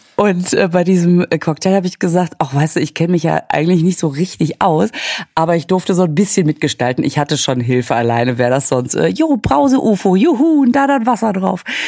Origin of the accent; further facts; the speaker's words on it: Münster, North Rhine-Westphalia, Germany; moved away; Ich war ja in Münster, in meiner Heimatstadt